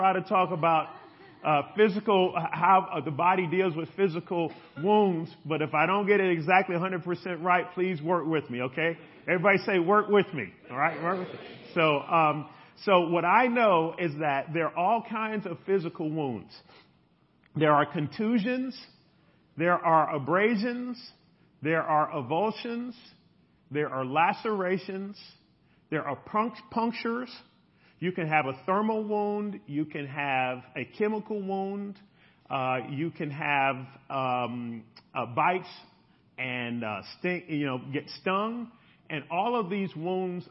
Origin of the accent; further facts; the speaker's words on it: Chicago, Illinois, United States; We grew up in Chicago, and for those of you who know Chicago, big lake, beautiful lake shore, and we would ride from the south side all the way to downtown